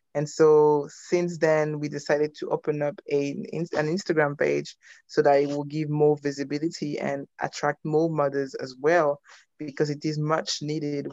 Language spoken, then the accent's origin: English; France; moved away as an adult; also born or lived in Belgium / United States; now in United Kingdom; I am Congolese. Uh, I was born in Belgium. I grew up in France. I, I studied in the US and I followed my husband in the UK.